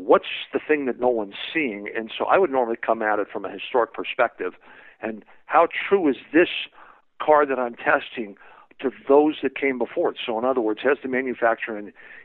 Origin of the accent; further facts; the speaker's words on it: San Francisco Bay Area, California, United States; I grew up in the San Francisco Bay Area.